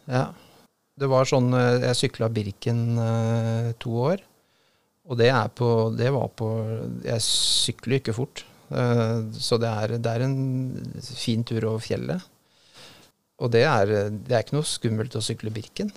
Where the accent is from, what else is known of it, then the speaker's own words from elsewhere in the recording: Drammen, Buskerud, Norway; also born or lived in Tønsberg; jeg trådte mine barnesko i Drammen.